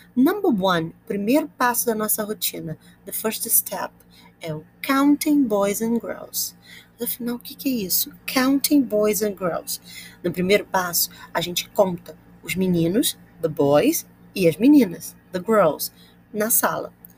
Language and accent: Portuguese; Brazil